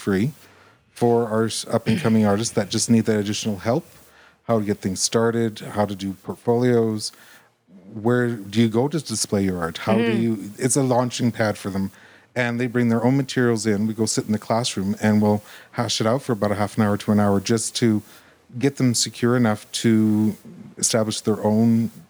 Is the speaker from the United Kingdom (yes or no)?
no; Edmonton, Alberta, Canada; born there; now in Red Deer, Canada; I was from Edmonton.